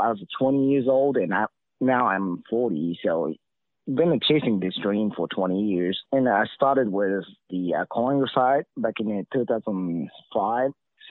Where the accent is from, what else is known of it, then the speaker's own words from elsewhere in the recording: Lake Biwa, Shiga, Japan; English is a second language; we're from different part of the country. So he's grown up in the little canal in Elizabeth, and I grew up in Lake Biwa.